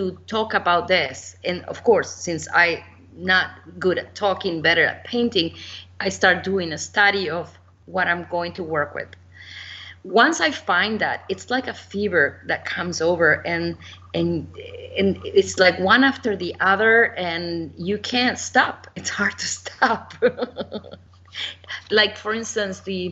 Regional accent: Uruguay; moved away; I was born in Uruguay

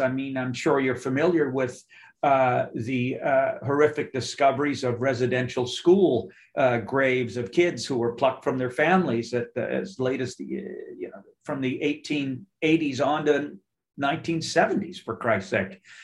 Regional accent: Nova Scotia, Canada; I'm just up the ocean from you, where I was raised in Nova Scotia.

